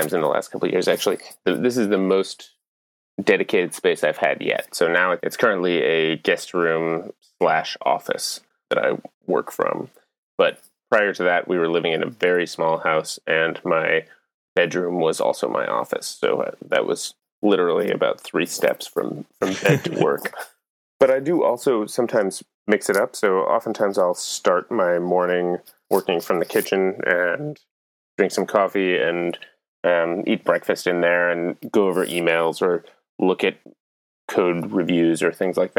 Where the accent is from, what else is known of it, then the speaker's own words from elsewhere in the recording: Maine, United States; now in Leadville, United States; I grew up in Maine, about an hour or so north of Portland.